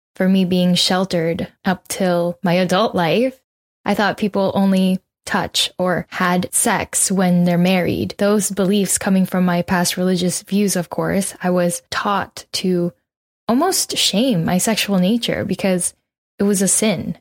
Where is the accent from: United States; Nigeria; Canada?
Canada; also born or lived in Philippines; We immigrated from the Philippines to Canada eighteen years ago, and so I technically grew up here